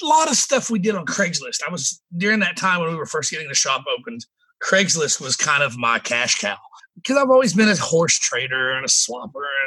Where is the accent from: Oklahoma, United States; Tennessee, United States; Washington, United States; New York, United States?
Tennessee, United States; East; now in Spring Hill, United States; growing up in East Tennessee and not having a lot of money